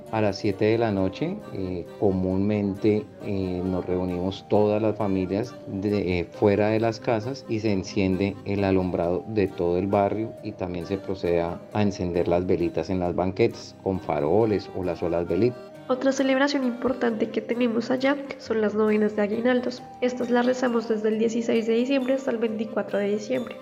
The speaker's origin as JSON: {"language": "Spanish", "country": "China", "second_language": "Spanish", "moved": "yes", "said": "soy de China"}